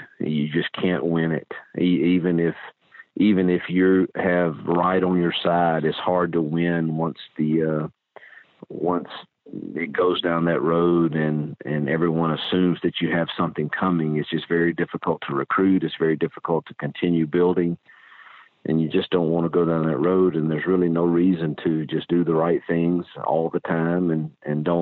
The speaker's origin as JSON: {"language": "English", "region": "Mississippi", "country": "United States", "tie": "born or raised there", "moved": "yes", "said": "my home state that I love and miss dearly"}